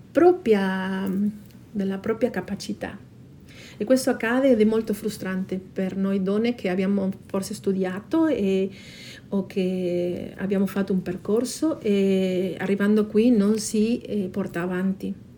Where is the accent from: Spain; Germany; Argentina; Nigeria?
Argentina; Patagonia; Italian is a second language; moved away as an adult; now in South Tyrol, Italy; sono nata in Patagonia, Argentina. Dal 2001 abito in Subtirol. Nel mio paese d'origine ho studiato lingua e letteratura spagnola